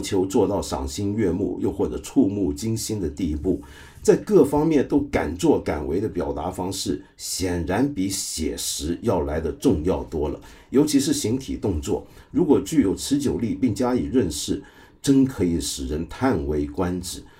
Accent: Guangdong, China; 就是我们广东话人有句话叫“吹水唔抹嘴”

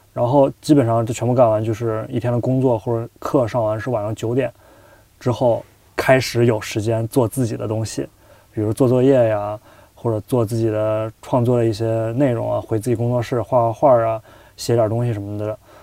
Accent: China; moved away as an adult; now in Chicago, United States; 我们编剧课就我一个中国人

